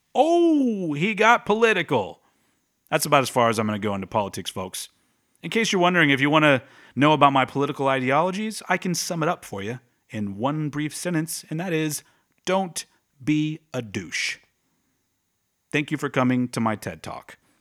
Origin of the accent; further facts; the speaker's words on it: Texas, United States; my home state of Texas